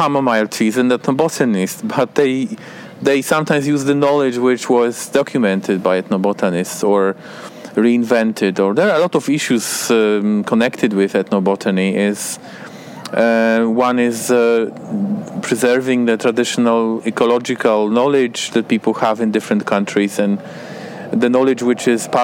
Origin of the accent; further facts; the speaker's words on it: Poland; I'm an ethnobotanist from Poland